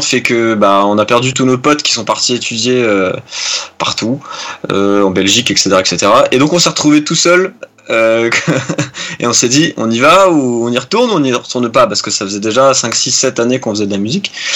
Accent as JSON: {"language": "French", "town": "Nancy", "region": "Grand Est", "country": "France", "said": "on est originaire du Grand Est hein, de la France, plus précisément de Nancy"}